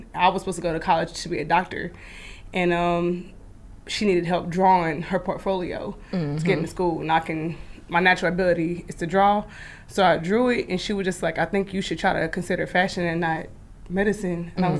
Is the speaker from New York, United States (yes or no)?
no; Kansas City, Missouri, United States; moved away as an adult; I'm originally from Kansas City, Missouri. I'm a long ways away from home. I moved about 8 years ago.